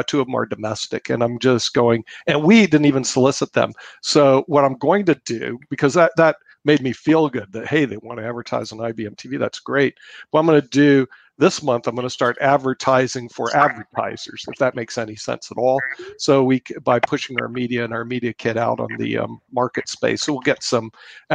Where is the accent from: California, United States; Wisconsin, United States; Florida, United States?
Florida, United States; Tampa; moved away; I grew up in Tampa, Florida